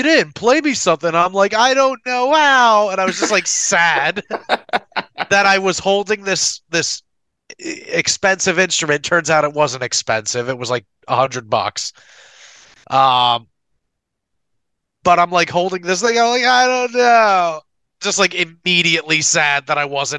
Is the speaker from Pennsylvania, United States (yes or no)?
yes; near the Philadelphia area, Pennsylvania, United States; musician from Pennsylvania near the Philadelphia area